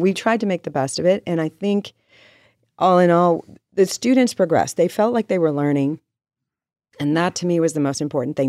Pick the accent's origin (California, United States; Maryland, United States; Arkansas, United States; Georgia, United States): California, United States; Riverside; now in Carlsbad, United States; I grew up in Riverside